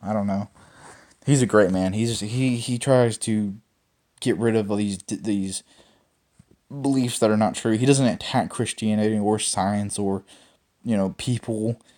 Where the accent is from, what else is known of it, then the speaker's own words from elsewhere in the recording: Mississippi, United States; I was born in Mississippi